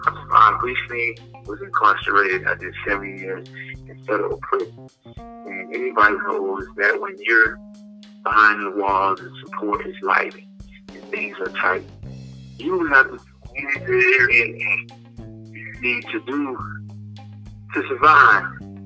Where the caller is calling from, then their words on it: Pompano Beach, Florida, United States; American. I'm calling from Pompano Beach, Florida.